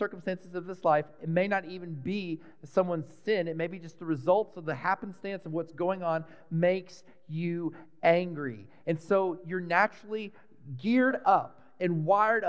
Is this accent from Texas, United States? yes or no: yes; Dallas, Texas, United States; When I was a really little boy, I grew up in Texas, in Dallas